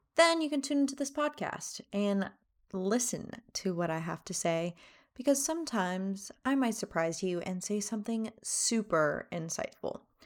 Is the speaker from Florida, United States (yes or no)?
yes; Miami, Florida, United States; moved away as an adult; also born or lived in Fort Myers, Florida; now in North Carolina, United States; I am from Miami, Florida. That's right, three oh five. I went to elementary, middle school, high school. down in Miami